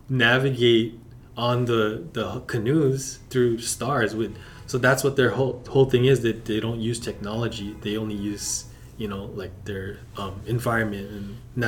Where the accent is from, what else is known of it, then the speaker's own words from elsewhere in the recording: Hawaii, United States; And so all those cousins I grew up with in Hawaii, they're all Laker fans, you know.